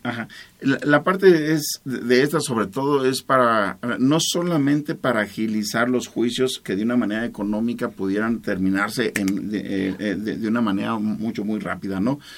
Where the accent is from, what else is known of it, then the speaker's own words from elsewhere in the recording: Salamanca, Guanajuato, Mexico; Todos somos salmantinos, todos somos guanajuatenses, todos somos mexicanos